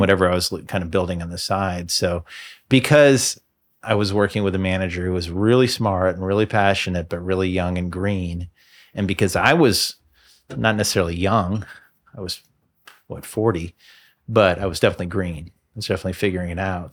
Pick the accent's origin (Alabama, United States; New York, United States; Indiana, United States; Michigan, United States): Indiana, United States; Bloomington; moved away as an adult; also born or lived in Boston / Birmingham; Moved back to my hometown, moved back to Bloomington